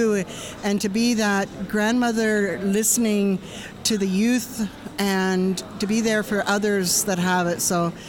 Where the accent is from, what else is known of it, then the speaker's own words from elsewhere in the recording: Vancouver, British Columbia, Canada; And I'm from Vancouver, BC, Canada, which you call Canada, we call Turtle Island.